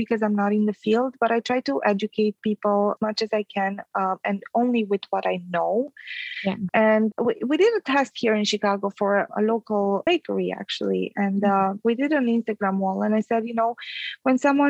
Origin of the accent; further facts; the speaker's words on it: Transylvania, Romania; moved away; I'm Romanian. I was born in Transylvania